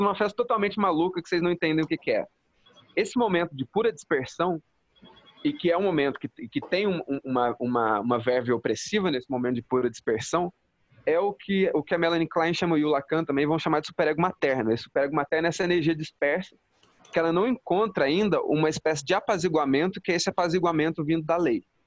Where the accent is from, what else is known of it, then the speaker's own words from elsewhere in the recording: Jaci, São Paulo, Brazil; eu sou aqui de Jaci, minha cidade